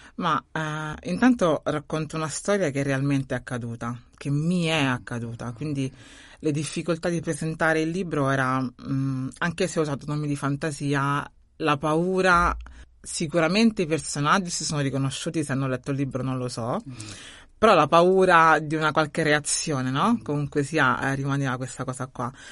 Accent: Rome, Lazio, Italy; now in Bari, Italy; Sono nata a Roma, quindi nata a Roma, cresciuta a Roma e poi sono migrata

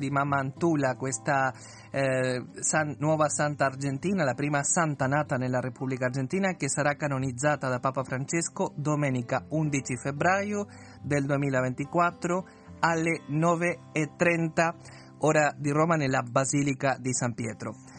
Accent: Uruguay; moved away; io sono l'eccezione come uruguaiano

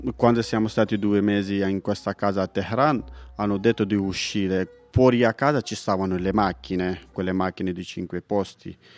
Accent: Paktia, Afghanistan; Italian is a second language; moved away as an adult; now in Italy; vengo dall'Afghanistan. La mia provincia, che si chiama Paktia

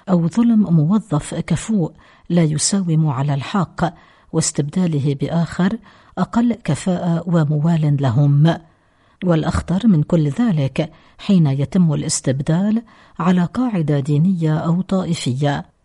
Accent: Lebanon; هذا هو مكمن الشر عندنا في لبنان

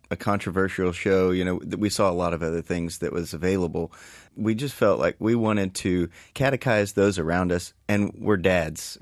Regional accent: East Texas, United States; I'm from East Texas originally

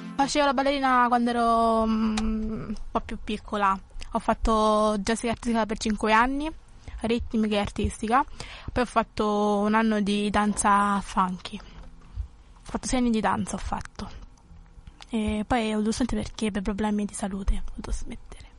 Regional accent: Lagos, Nigeria; also born or lived in Abuja; now in Italy; vivevo in Nigeria, a Lagos, stavo in città

